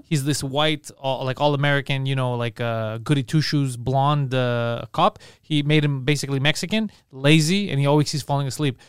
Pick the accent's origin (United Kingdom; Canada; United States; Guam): Canada; I was born here, so I feel Canadian